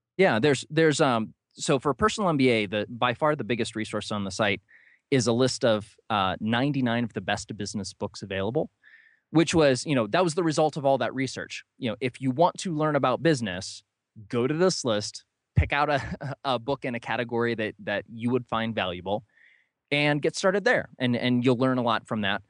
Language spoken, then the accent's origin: English; New London, Ohio, United States; I grew up in a very small town, uh, called New London in, in northern Ohio.